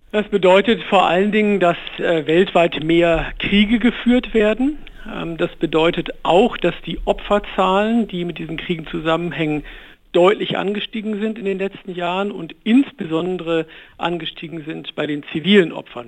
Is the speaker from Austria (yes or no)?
no; Germany; in unserem Land